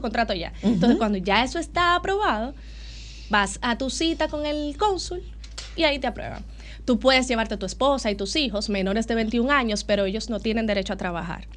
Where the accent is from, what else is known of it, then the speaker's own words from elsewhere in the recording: Dominican Republic; Los dominicanos tenemos una fama muy chula